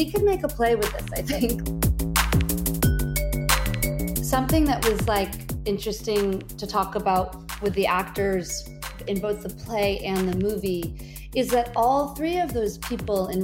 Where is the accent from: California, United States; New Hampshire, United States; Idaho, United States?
New Hampshire, United States; moved away; also born or lived in Maine / New York; I grew up in New Hampshire